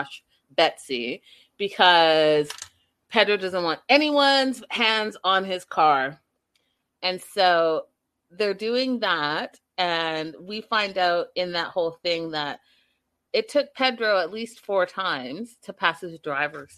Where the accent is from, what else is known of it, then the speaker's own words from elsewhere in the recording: Canada; me being Canadian